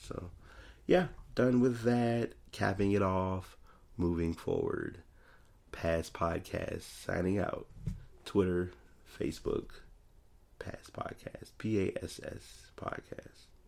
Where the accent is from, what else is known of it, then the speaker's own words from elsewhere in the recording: Richmond, Virginia, United States; I'm from Richmond, Virginia